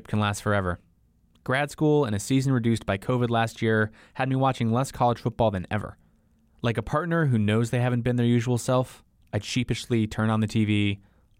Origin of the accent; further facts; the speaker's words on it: Seattle, Washington, United States; I grew up in Seattle, near Husky Stadium and the University of Washington